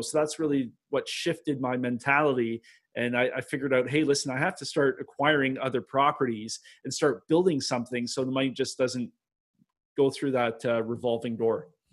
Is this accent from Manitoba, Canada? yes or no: no; Milton, Ontario, Canada; I'm Canadian.